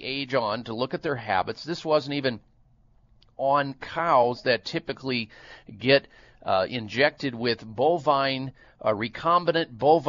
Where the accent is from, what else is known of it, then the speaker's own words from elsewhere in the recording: Midwest, United States; you know how many jugs and gallons of cow milk I threw back growing up in the Midwest?